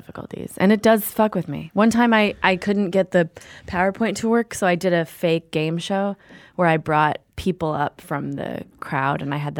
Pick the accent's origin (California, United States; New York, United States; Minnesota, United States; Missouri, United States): Minnesota, United States; Minneapolis; Well, I'm from Minneapolis.